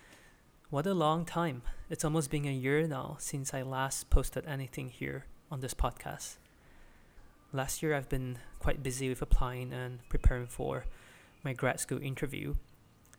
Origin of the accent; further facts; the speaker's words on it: Malaysia; also born or lived in Japan / China; I'm a Malaysian Chinese who studied in Waseda University, Japan, and Peking University, China